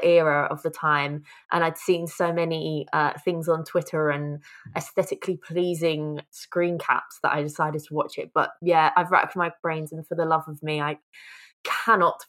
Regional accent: United Kingdom; I say that I'm obviously from the UK.

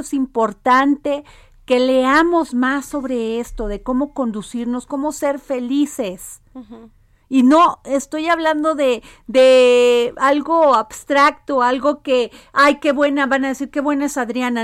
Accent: Mexico; somos así los mexicanos y las mexicanas

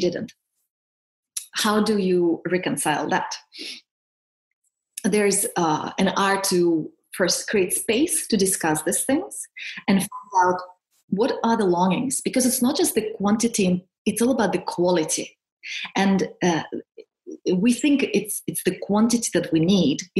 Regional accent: Siberia, Russia; also born or lived in Switzerland; now in United Kingdom; I'm from Siberia, from Russia

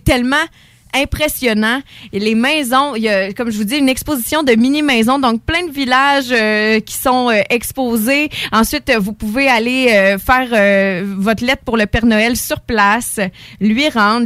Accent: Lévis, Quebec, Canada; now in Beauce, Canada; je viens plus euh, de Lévis, là, même si je suis rendue en Beauce

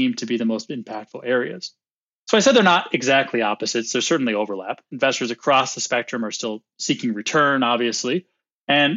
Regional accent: United States; accent: American; also born or lived in Sydney, Australia; now in Chicago, United States; my American accent

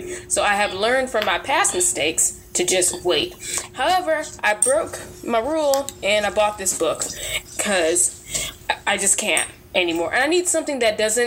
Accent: United States; I African American, born and raised in America

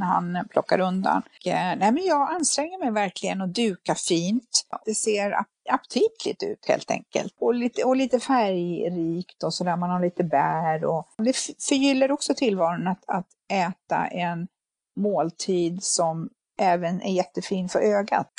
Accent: Finland; moved away; jag är ju född i Finland, uppvuxen med bastu.

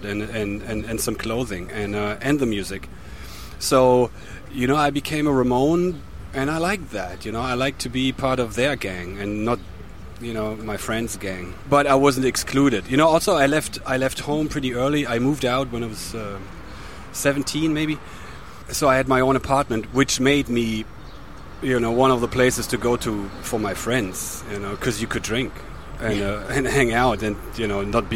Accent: Germany; my hometown

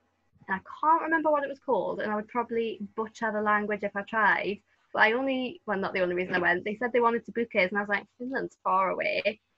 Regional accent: Newcastle, North East England, United Kingdom; And obviously Newcastle, I wasn't that far from Scotland.

